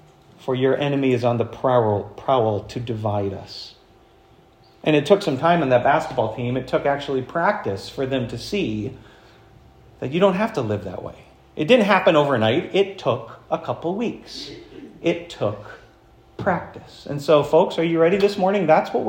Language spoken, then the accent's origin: English; Florence, United States; I learned this as a kid growing up in Florence, watching a guy who you may know his name, Joe Kriegel.